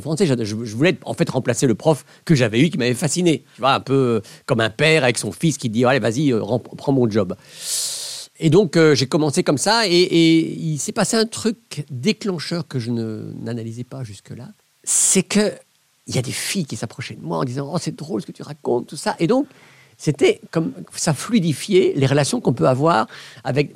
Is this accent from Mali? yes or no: no; Belgium; Je venais de Belgique